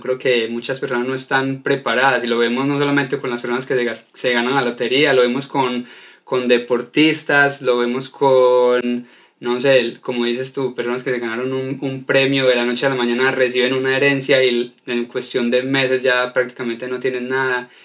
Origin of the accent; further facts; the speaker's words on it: Colombia; Soy colombiano